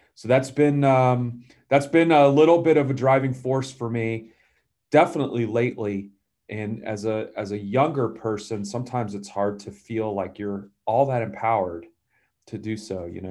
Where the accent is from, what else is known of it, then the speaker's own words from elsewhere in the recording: Atlanta, Georgia, United States; I grew up in Atlanta.